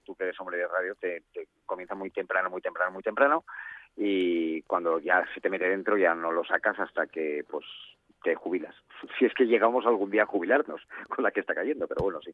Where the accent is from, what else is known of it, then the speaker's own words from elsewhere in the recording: Gijón, Asturias, Spain; now in Madrid, Spain; soy de los, de los eh, gijoneses